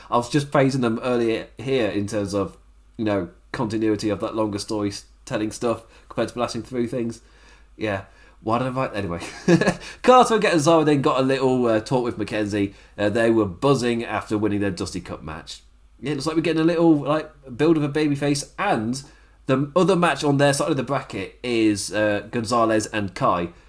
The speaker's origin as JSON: {"language": "English", "region": "England", "country": "United Kingdom", "said": "I'm English"}